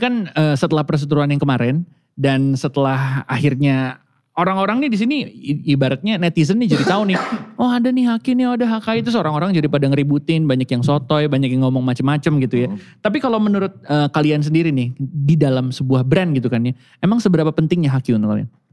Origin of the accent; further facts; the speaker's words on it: Jakarta, Indonesia; saya lahir di Jakarta Barat